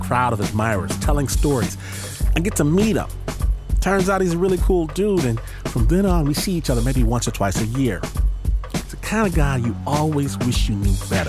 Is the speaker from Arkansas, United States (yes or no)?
no; Michigan, United States; I'm from Michigan, not LA, not New York